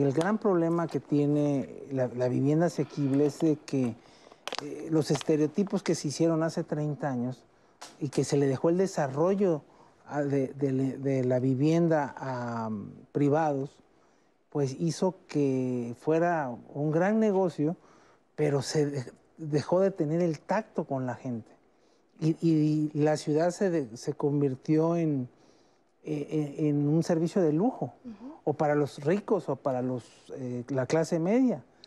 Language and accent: Spanish; Mexico; todos somos mexicanos